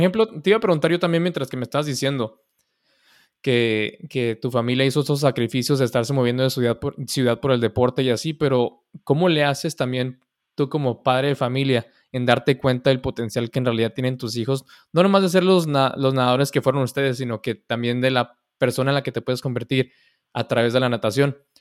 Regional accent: Mexico; moved away; soy mexicano

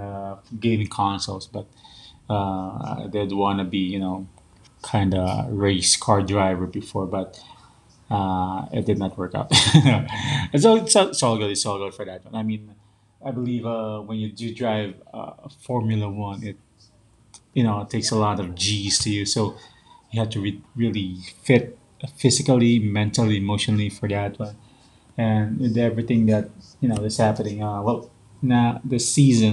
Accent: Philippines; also born or lived in Taguig, Philippines; as a Filipino

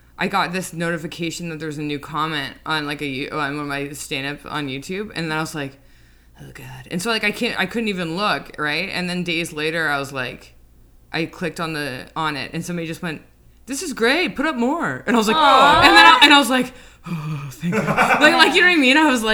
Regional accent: Toronto, Ontario, Canada; now in New York, United States

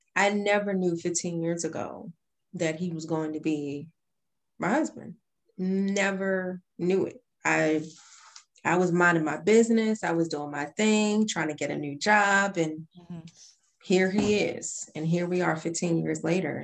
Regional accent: Baltimore, Maryland, United States; I am from the East Side streets of Baltimore

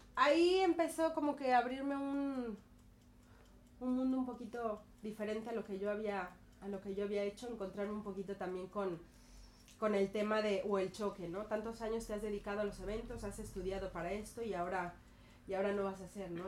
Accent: Mexico; moved away as an adult; now in Barcelona, Spain; soy mexicana, llevo 11 años aquí en Barcelona.

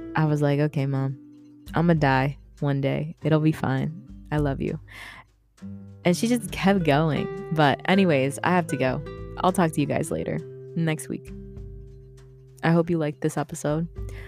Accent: Philippines; I'm Filipino

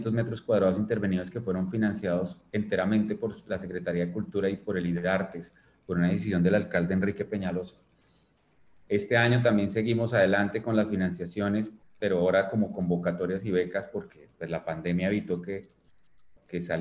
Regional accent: Bogotá, Colombia

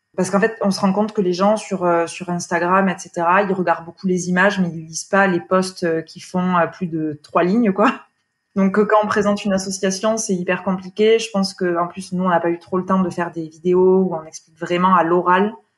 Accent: France; now in Paris, France; je suis originaire des Pyrénées

